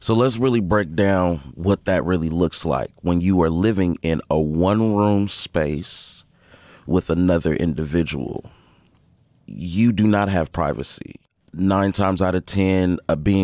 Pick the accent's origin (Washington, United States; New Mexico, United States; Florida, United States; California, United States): California, United States; San Francisco; I'm also born and raised in San Francisco.